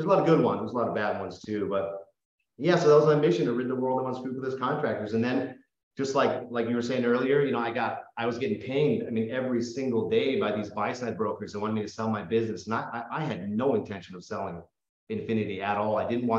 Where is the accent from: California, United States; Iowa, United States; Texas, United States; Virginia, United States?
California, United States; Oakland; I grew up in the Bay Area, Oakland, California, San Jose, Vallejo area.